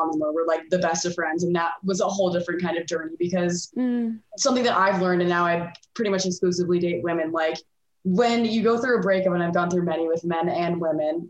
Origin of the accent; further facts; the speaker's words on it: Michigan, United States; moved away as an adult; now in Denver, United States; I come from Michigan